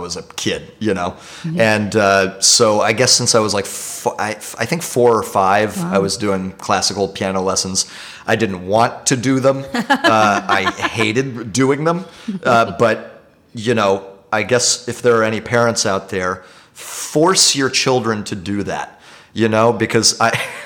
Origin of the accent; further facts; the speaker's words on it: Dallas, Texas, United States; moved away as an adult; also born or lived in Englewood, New Jersey / Paris; now in New York, United States; Spent most of my childhood in Dallas